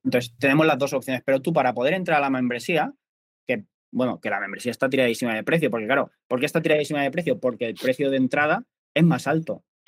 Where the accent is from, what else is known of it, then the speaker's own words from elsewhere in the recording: Albacete, Castilla-La Mancha, Spain; now in Mallorca, Spain; yo soy de Albacete, pero vivo en Mallorca